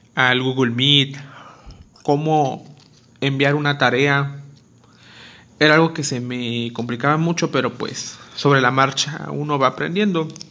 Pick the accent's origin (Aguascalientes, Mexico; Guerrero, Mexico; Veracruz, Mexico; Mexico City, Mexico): Guerrero, Mexico; Acapulco; originario de Acapulco, Guerrero